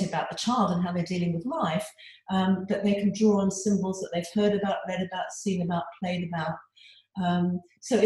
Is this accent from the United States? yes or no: no; England, United Kingdom; now in Australia; although I live in Australia now, I was born and brought up in England